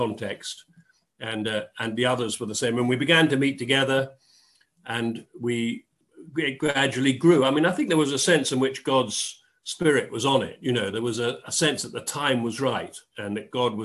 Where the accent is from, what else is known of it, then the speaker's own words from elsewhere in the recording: Dorset, South West England, United Kingdom; moved away; also born or lived in Oxford / London; I grew up in Dorset.